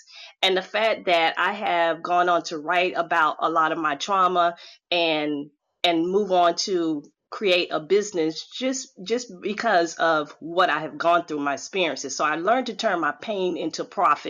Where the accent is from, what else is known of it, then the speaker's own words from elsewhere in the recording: Chapel Hill, North Carolina, United States; my stomping ground in North Carolina. I'm from Chapel Hill, Tar Heel Clan